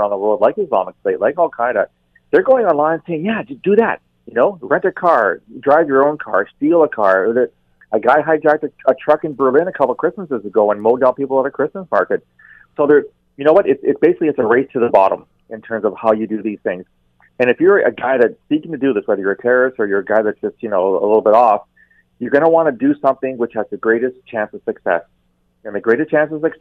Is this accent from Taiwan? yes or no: no; Canada; as a Canadian, very proud Canadian